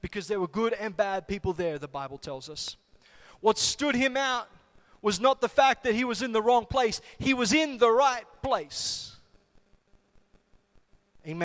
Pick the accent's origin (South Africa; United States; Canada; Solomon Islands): Solomon Islands; when I was growing up in the Solomon Islands